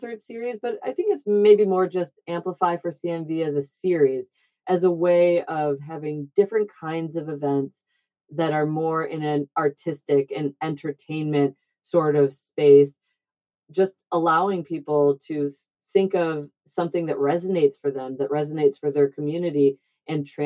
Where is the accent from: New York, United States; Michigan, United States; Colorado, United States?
Michigan, United States; now in Boston, United States; I'm from Michigan, obviously, so is my brother, and my husband is as well.